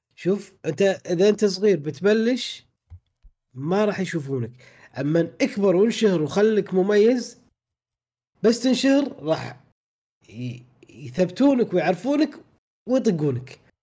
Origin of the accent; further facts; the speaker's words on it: Kuwait; احنا عندنا بالكويت